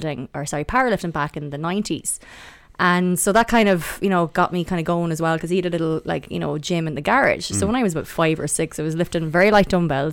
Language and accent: English; Athlone, Leinster, Ireland; I'm from Athlone originally. My accent is a bit weird. It's not the normal Athlone accent.